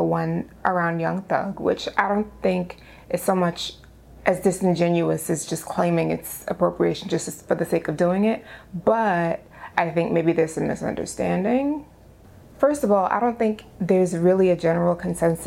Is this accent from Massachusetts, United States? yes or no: no; New York City, New York, United States; I'm from the Bronx.